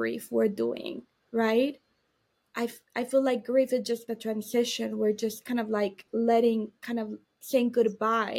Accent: Miami, Florida, United States; I was born in Miami

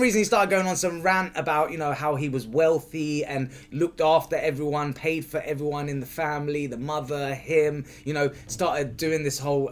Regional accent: United Kingdom; being a Brit, we're not allowed guns

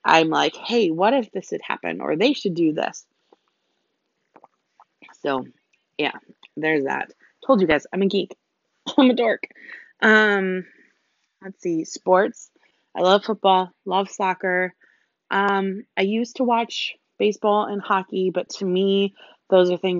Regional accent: United States; also born or lived in Germany; I am an American

